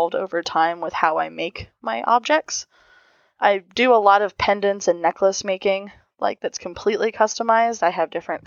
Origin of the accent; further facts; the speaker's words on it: Ohio, United States; I'm from Ohio